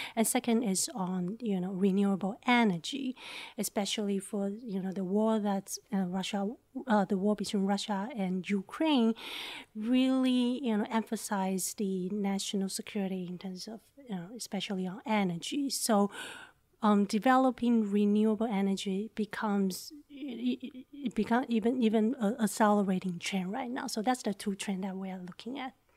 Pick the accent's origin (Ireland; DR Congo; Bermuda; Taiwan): Taiwan; moved away; I'm from Taiwan